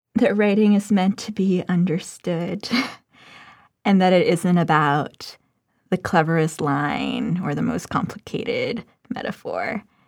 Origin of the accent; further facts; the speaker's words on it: Philippines; moved away; I grew up in the Philippines